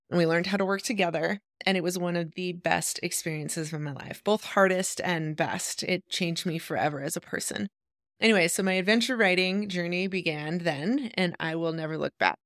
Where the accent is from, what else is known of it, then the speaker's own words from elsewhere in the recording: Idaho, United States; moved away as an adult; also born or lived in Eugene, Oregon; I grew up in Idaho